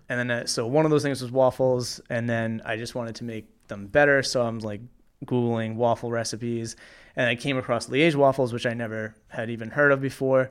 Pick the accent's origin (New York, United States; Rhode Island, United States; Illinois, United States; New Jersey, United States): Rhode Island, United States; Cranston; I grew up in Cranston